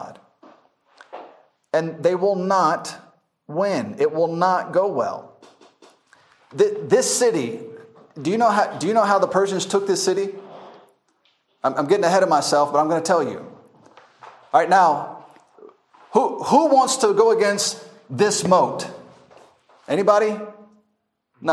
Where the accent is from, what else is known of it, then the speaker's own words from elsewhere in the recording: United States; moved away; also born or lived in Masaka, Uganda; I'm an American